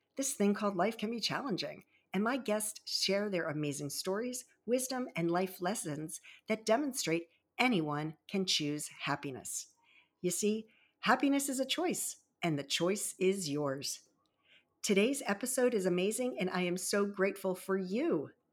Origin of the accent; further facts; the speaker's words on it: Baltimore and Annapolis area, Maryland, United States; also born or lived in Virginia Beach, Virginia; I was born in Virginia Beach and raised in the Baltimore and Annapolis area